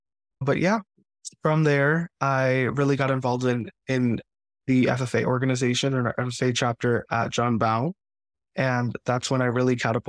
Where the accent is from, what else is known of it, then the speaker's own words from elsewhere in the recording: Queens, New York, United States; I always grew up loving plants and animals, going to the farm, the local zoo. And really, up until I came to choose a high school in Queens